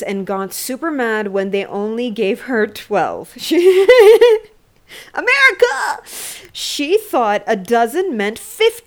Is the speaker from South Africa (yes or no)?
no; Canada; I'm from Canada